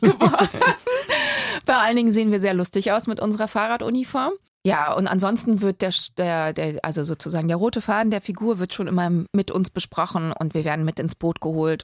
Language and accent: German; Berlin, Germany; ich als Berlinerin